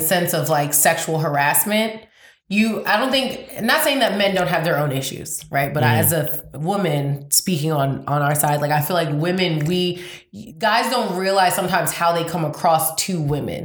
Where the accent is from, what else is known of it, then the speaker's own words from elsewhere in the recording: New York, United States; I'm from New York